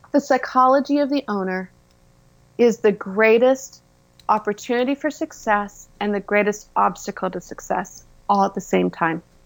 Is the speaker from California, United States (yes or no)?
yes; Orange County, California, United States; I was born and raised in Orange County, California, hence the orange part.